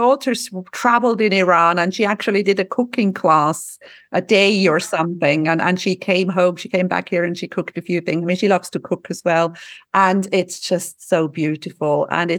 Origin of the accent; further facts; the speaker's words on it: Switzerland; now in Cyprus; I'm from Switzerland originally